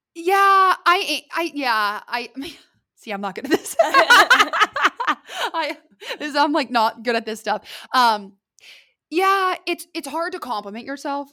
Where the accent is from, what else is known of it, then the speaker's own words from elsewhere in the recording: Columbus, Ohio, United States; moved away as an adult; also born or lived in Lexington, Kentucky; now in Dallas, United States; I am from Columbus, Ohio, originally. I was born and raised there